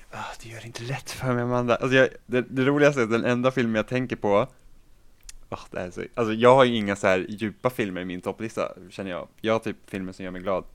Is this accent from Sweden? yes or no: no; Finland; jag är finlandssvensk också så jag kan inte svenska språket ordentligt